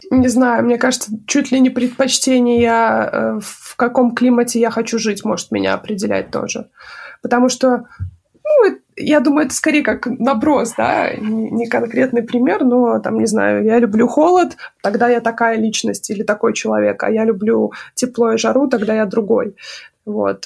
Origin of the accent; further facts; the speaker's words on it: Minsk, Belarus; moved away as an adult; also born or lived in United States; now in Warsaw, Poland; этот город Минск, мой родной город